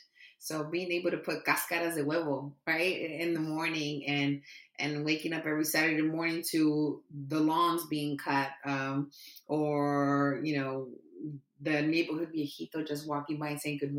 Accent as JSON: {"language": "English", "town": "San Diego", "region": "California", "country": "United States", "tie": "born or raised there", "said": "Yes, Southeast San Diego."}